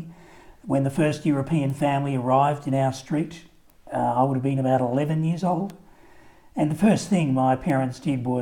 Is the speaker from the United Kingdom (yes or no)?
no; Melbourne, Victoria, Australia; I'm a local lad. I was born in Melbourne